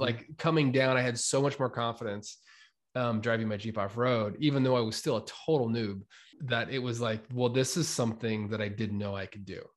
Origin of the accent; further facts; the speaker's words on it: United States; also born or lived in New York; now in Boise, United States; I was from Weezer in Ontario